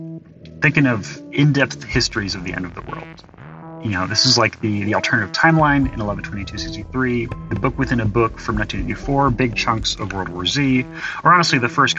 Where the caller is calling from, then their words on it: Chicago, Illinois, United States; I'm calling from Chicago.